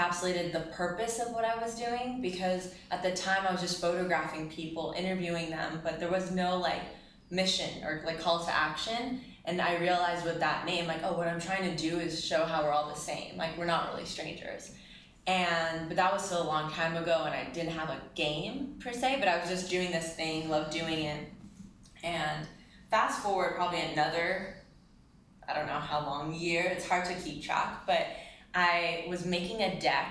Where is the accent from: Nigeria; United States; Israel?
Israel; moved away; I'm from Israel